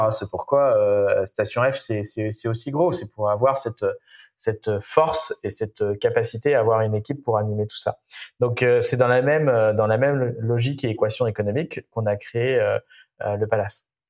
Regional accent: Nantes, Pays de la Loire, France; Je suis né à Nantes, j'ai fait mes études à Nantes

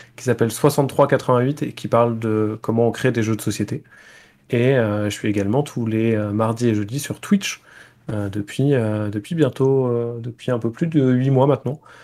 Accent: Poitiers, Nouvelle-Aquitaine, France; j'ai été joueur, arbitre et organisateur de tournois à Poitiers là où j'ai grandi

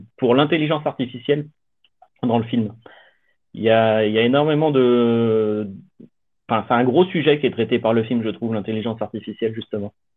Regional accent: France; je suis français

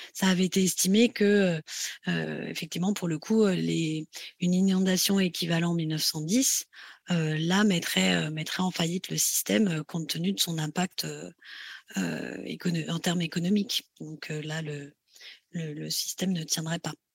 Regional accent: France; chez nous en France

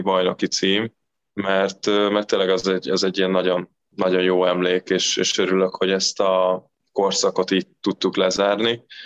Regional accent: Eger, Heves, Hungary; moved away as an adult; now in Recco, Italy; ugye Egerbe születtem

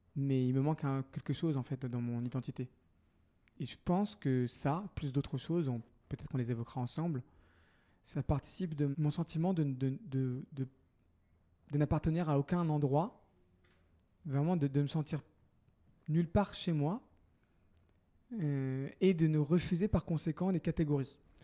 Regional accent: Paris, Île-de-France, France; first language French; je suis né à Paris il y a bientôt 38 ans d'un père sri-lankais qui était arrivé en France 6 ans auparavant et d'une mère française d'origine algérienne

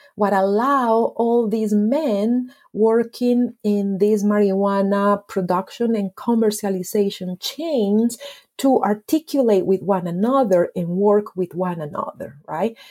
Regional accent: Medellín, Antioquia, Colombia; I was born and raised in Medellin

